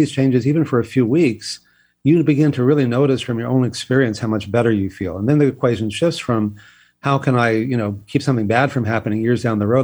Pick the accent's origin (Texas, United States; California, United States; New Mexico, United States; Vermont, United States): Texas, United States; I grew up in Texas